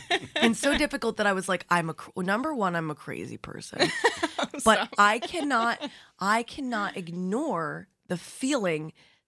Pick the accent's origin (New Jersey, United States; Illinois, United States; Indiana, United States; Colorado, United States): New Jersey, United States; also born or lived in Midwest; now in Long Island, United States; I'm a Jersey girl.